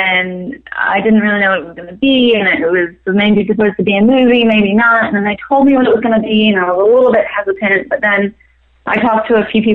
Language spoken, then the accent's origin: English; New Zealand; moved away as an adult; also born or lived in Maryland, United States; now in Los Angeles, United States; moved to New Zealand when I was 8. My mom is from New Zealand